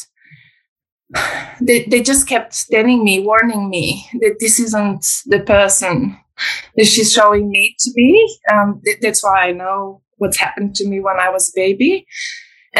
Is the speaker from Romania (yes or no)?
yes; Romania; moved away; I come from Romania. I was born in 1986, which is communist Romania